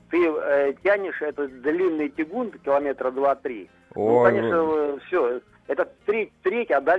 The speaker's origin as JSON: {"language": "Russian", "town": "Novosibirsk", "region": "Novosibirsk Oblast", "country": "Russia"}